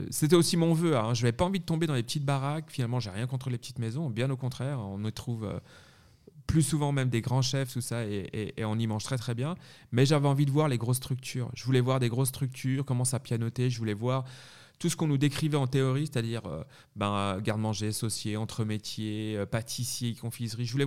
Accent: Paris, Île-de-France, France; moved away as an adult; also born or lived in Savoie / Neuchâtel, Switzerland; now in Switzerland; on n'est pas au Savoyard, on est Savoyard et moitié parisien, finalement, c'est pour ça que je suis né euh, sur Paris.

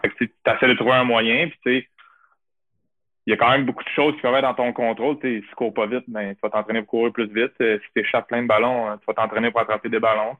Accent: Quebec City, Quebec, Canada; j'ai fini ma carrière en gagnant à Couvanier, chez nous, à Québec, avec la famille, les amis, les boys.

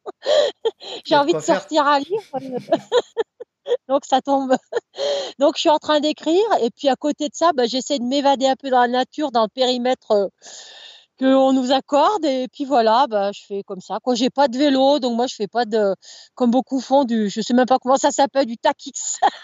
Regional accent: Chapareillan, Auvergne-Rhône-Alpes, France; also born or lived in Chambéry / Maurienne valley; now in Avrieux, France; je suis née à Chambéry, j'ai habité un petit village qui s'appelle Chapareillan, donc c'était au pied du Mont Granier, au pied de la Chartreuse

